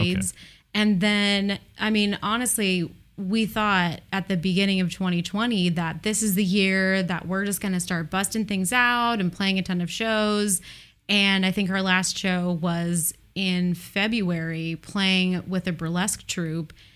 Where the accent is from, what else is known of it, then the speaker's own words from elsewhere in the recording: Portland, Oregon, United States; Portland, Oregon